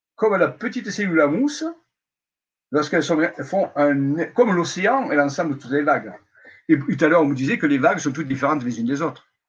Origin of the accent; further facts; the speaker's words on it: Marseille, Provence-Alpes-Côte d'Azur, France; je suis marseillais.